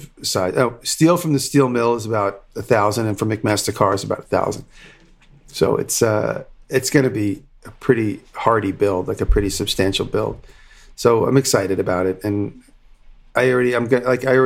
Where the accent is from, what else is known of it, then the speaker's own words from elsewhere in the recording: Long Island, New York, United States; accent: Long Island; my Long Island accent